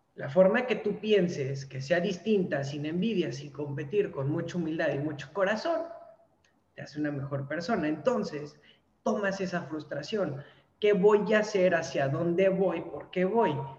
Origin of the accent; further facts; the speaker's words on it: Mexico City, Mexico; moved away as an adult; now in Mérida, Mexico; Yo soy de la Ciudad de México